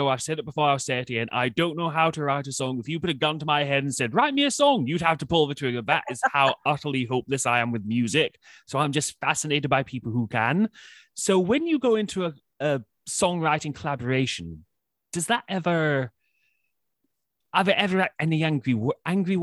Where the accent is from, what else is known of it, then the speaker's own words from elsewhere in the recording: Scotland, United Kingdom; a typical Scotsman